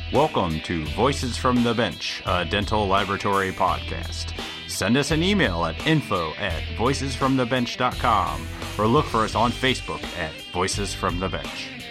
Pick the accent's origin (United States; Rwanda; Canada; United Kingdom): United States; Midwest; I'm from the Midwest